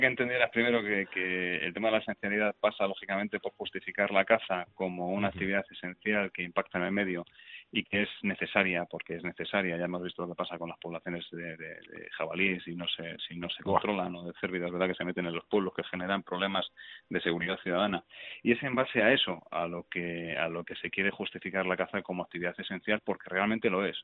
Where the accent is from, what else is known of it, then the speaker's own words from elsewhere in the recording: Navalcarnero, Community of Madrid, Spain; yo soy de Navalcarnero